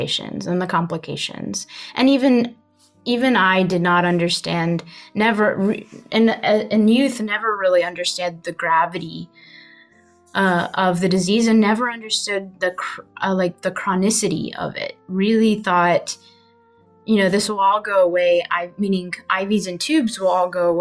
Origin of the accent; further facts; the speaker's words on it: Huntsville, Alabama, United States; I was born in Huntsville